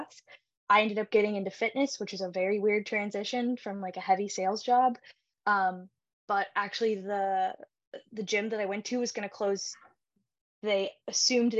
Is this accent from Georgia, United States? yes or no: yes; Augusta, Georgia, United States; moved away as an adult; also born or lived in Pittsburgh, Pennsylvania; I am originally from the Augusta area